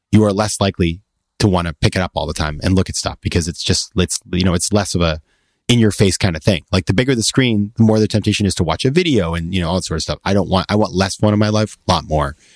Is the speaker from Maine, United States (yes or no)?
yes; Maine, United States; my hometown in Maine